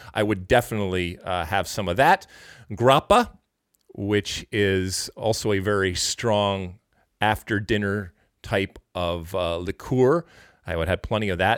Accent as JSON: {"language": "English", "country": "United States", "said": "as an American"}